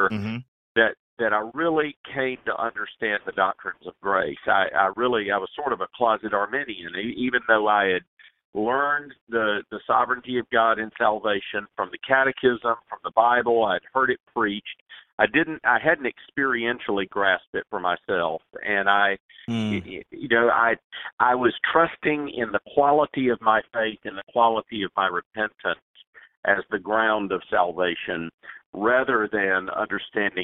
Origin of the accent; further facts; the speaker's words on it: Greenville, South Carolina, United States; I was born and reared in Greenville, South Carolina.